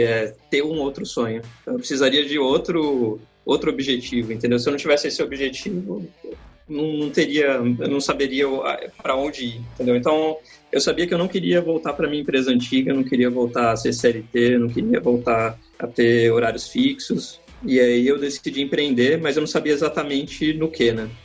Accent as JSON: {"language": "Portuguese", "country": "Brazil", "said": "de onde você veio, você fala assim, Brasil"}